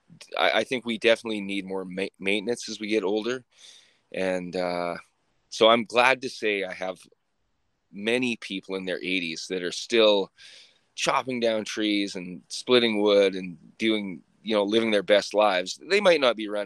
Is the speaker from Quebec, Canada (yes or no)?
no; Sylvan Lake, Alberta, Canada; now in Red Deer, Canada; I grew up in Sylvan Lake in a trailer park.